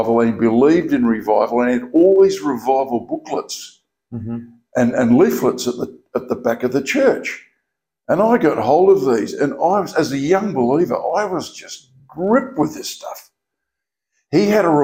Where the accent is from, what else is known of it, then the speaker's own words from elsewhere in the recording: Narrogin, Western Australia, Australia; also born or lived in Perth; I grew up in Narrogin. My first 11 years were in Narrogin